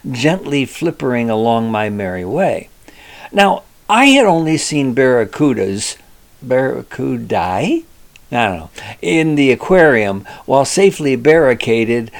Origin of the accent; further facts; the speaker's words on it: Cleveland, Ohio, United States; I was born in Cleveland.